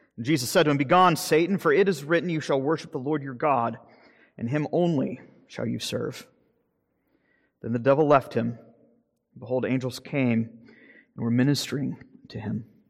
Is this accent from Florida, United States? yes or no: yes; Jacksonville, Florida, United States; moved away; my hometown in Jacksonville, Florida